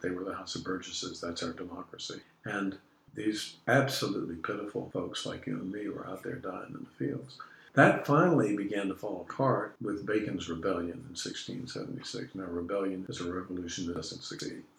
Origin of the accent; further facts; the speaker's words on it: Arlington, Virginia, United States; moved away as an adult; now in Richmond, United States; When I was growing up, I grew up in Arlington